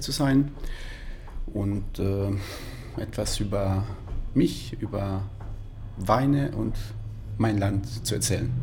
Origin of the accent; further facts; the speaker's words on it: Pescara, Abruzzo, Italy; German is a second language; moved away as an adult; also born or lived in Würzburg, Germany; now in Munich, Germany; Ich komme ursprünglich aus Italien, aus Pescara, eine wunderschöne Stadt an der Adria, in den Abruzzen, Mittelitalien